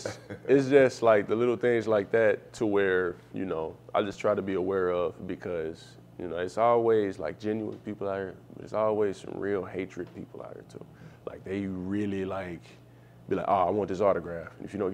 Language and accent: English; Chicago, Illinois, United States; so I came from Chicago, it was Mr. Me, and coming here it was landlord.